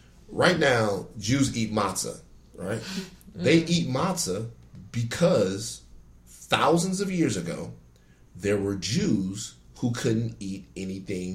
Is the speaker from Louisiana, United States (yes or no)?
yes; Baton Rouge, Louisiana, United States; moved away as an adult; now in Los Angeles, United States; I'm from the South, like the real South